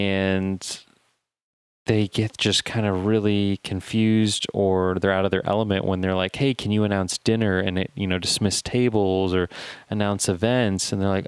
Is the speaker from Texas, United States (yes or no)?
no; Fort Wayne, Indiana, United States; I'm from Fort Wayne